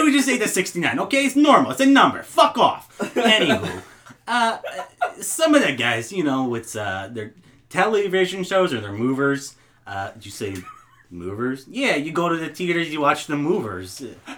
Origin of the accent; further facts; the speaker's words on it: Minnetonka, Minnesota, United States; now in Los Angeles, United States; No, I grew up in Minnetonka, Minnesota.